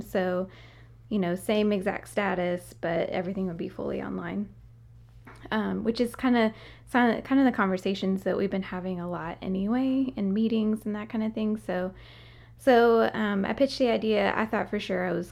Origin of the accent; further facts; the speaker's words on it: Nashville, Tennessee, United States; now in Jackson, United States; I grew up in Nashville and met Jesse here at Union University